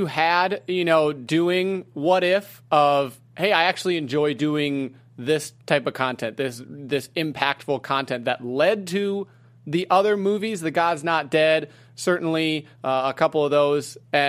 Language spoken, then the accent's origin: English; Midwest, United States; I grew up in the Midwest. I know how it is.